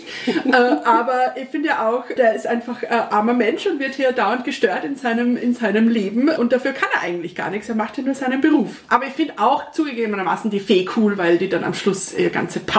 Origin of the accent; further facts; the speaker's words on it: Austria; Als Österreicherin darf ich das ja fast gar nicht sagen, aber da ist ja schon ein sehr deutscher Räuber, der Hotzenplotz.